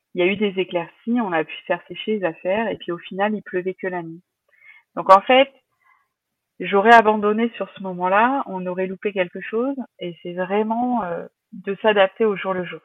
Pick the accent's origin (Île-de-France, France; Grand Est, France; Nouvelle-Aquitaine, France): Nouvelle-Aquitaine, France; La Rochelle; On est de La Rochelle